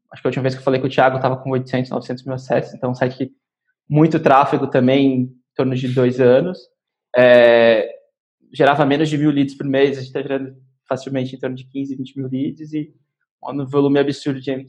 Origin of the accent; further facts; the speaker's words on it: Brazil; eu sempre brinco que eu sou, eu sou brasileiro